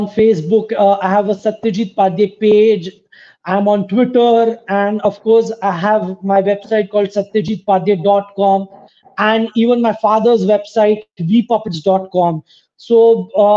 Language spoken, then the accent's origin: English; Maharashtra, India; first language Marathi; English is a second language